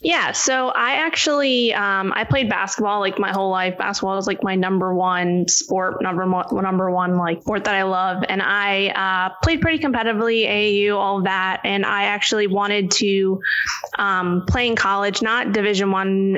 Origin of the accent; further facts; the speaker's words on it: New York City, New York, United States; moved away as an adult; also born or lived in Florida / Virginia; now in California, United States; I'm born and raised in Manhattan